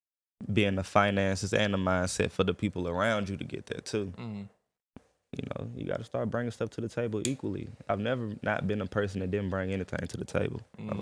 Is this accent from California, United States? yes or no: no; Atlanta, Georgia, United States; moved away; See, originally I'm from Atlanta. Okay. You know, my pop's from Atlanta.